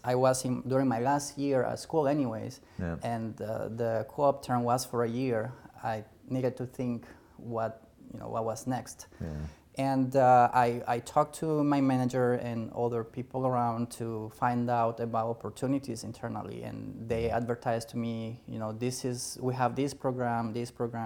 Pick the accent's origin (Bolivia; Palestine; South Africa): Bolivia; English is a second language; also born or lived in Brazil / Portugal; now in Virginia, United States; I am from Bolivia originally